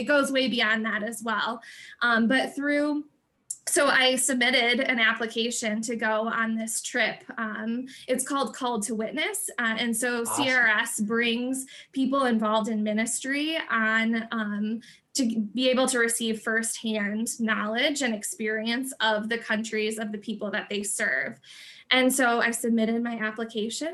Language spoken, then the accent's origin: English; Michigan, United States; back to my hometown, and back to Michigan